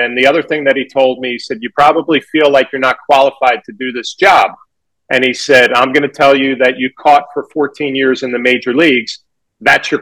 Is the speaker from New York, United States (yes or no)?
yes; New York, United States; growing up in New York